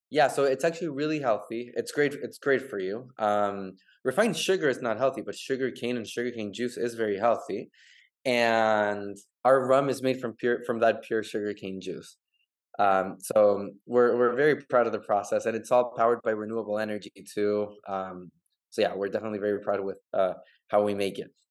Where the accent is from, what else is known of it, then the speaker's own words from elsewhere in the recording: Santiago, Santiago Metropolitan Region, Chile; now in Miami, United States; I'm actually from from Chile, from Santiago.